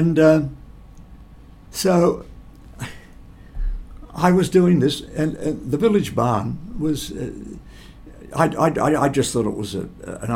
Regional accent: Geelong, Victoria, Australia; also born or lived in United States; I'm only from Geelong

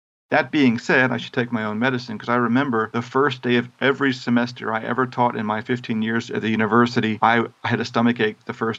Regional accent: Busan, South Korea; because I grew up in Busan, South Korea, and I can recommend some places?

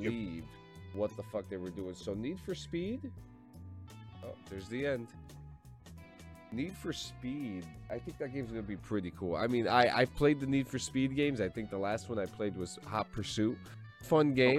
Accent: New Jersey, United States; born or raised there

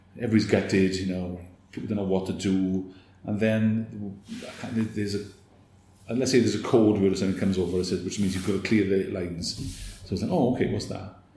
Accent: Merthyr Tydfil, Wales, United Kingdom; I was from Merthyr

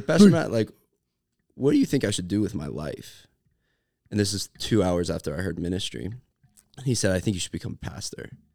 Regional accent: Cincinnati, Ohio, United States; I'm from Cincy

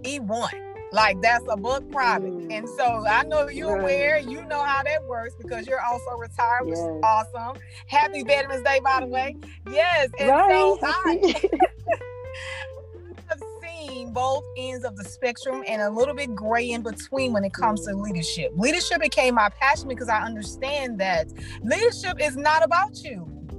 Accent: Houston, Texas, United States; now in Port Arthur, United States; I'm originally from Houston, Texas.

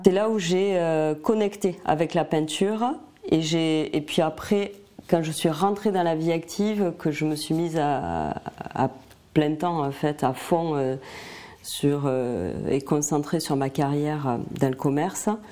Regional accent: Albi, Occitania, France; now in Montpellier area, France; je suis dans la région de Montpellier et je suis originaire d'Albi dans le Tarn.

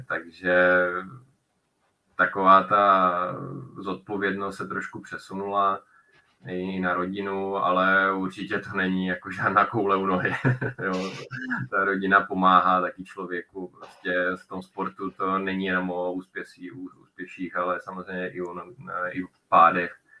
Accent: Czechia; jsem vlastně jediný z Čechů

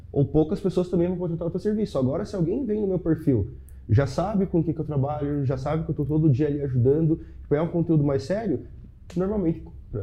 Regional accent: Chapecó, Santa Catarina, Brazil; eu sou de Chapecó. Uhum. Sou de Chapecó, uma cidade de 200 mil habitantes

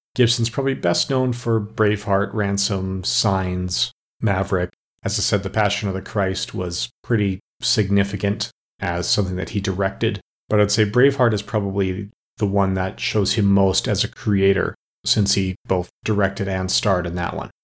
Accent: Alberta, Canada; growing up in Alberta

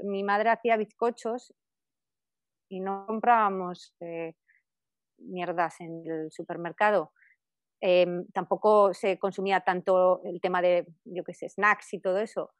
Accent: Spain; moved away; allí en España, muy cerca de mi pueblo

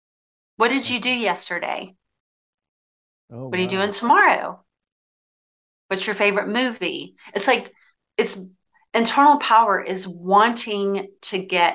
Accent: Southern United States, United States; I'll tell you, like growing up in the South, right?

